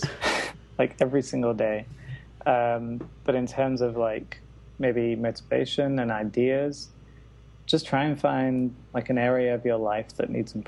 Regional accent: Manchester, North West England, United Kingdom; moved away; I headed back to Manchester, my hometown, for this year out

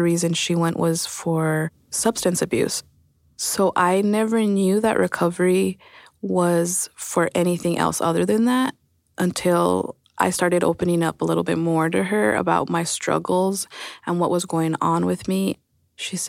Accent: El Paso, Texas, United States; moved away as an adult; now in Austin, United States; I'm from El Paso, Texas, and I've been in Austin around 8 years

